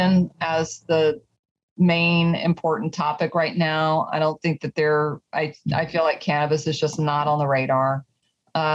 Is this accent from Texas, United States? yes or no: yes; Texas, United States; I'm from Texas